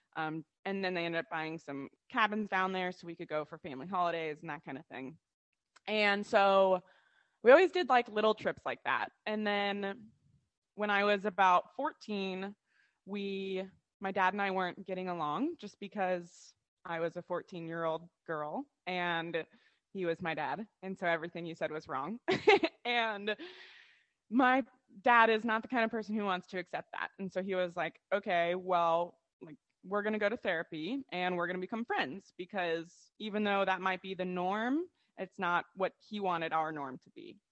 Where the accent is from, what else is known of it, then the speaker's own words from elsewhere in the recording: Ohio, United States; now in Charleston, United States; we're yeah from Ohio